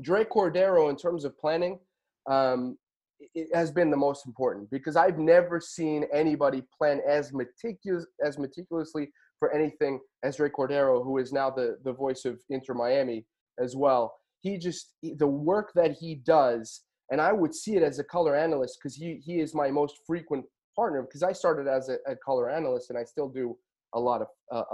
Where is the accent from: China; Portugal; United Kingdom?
Portugal; now in United States; I was born and raised in Portugal.